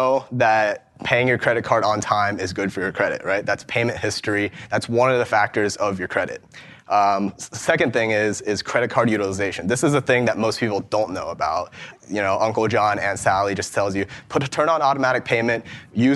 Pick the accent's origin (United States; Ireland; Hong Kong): United States; Ohio; I'm from Ohio